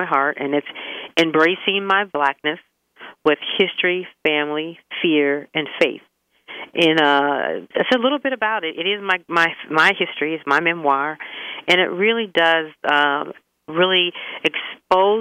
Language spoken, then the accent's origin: English; McKeesport, Pennsylvania, United States; also born or lived in Uniontown, Pennsylvania / Lemont, Pennsylvania; being raised in both Uniontown and McKeesport